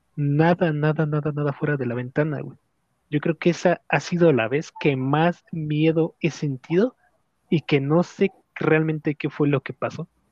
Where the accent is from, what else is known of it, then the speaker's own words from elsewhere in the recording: Mexico; Como buen mexicano que soy